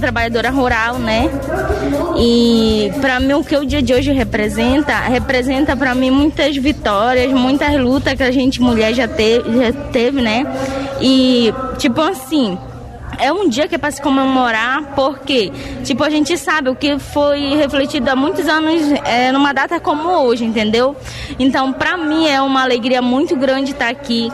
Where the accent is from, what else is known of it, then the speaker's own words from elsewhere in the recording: Carariacá, Pará, Brazil; eu sou lá do Carareacá